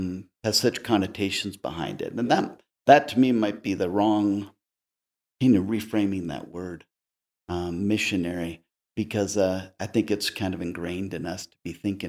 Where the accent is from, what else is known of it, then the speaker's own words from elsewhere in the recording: Texas, United States; Oh, I did. My father was a missionary. And we're all from Texas, big family out of Texas.